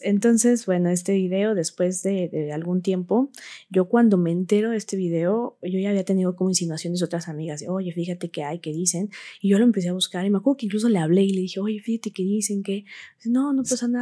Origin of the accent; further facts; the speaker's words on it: Huauchinango, Puebla, Mexico; soy originaria de Huachinango, Puebla, ahí nací, ahí crecí